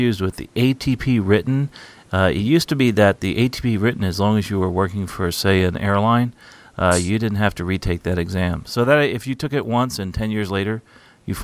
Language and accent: English; New Jersey, United States; the town I live in here, where I grew up in here in New Jersey